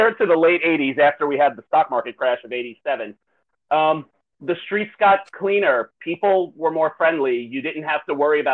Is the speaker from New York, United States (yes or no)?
yes; Long Island, New York, United States; being from New York myself, growing up on Long Island